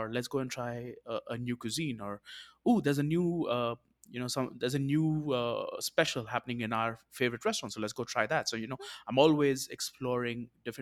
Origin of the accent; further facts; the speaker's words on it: South India, India; I am from India